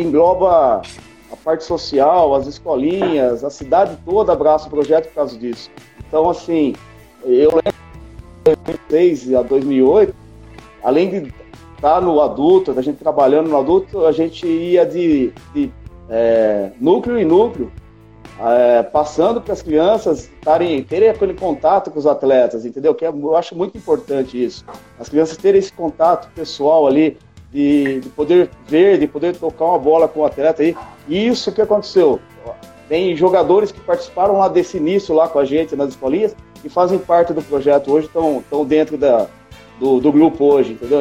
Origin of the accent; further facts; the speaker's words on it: Americana, São Paulo, Brazil; now in Araçatuba, Brazil; eu sou de Americana, né? Eu sou aí de, da região de Campinas ali